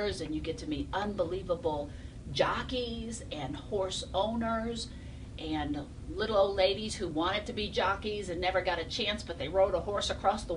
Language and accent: English; Kentucky, United States; my home state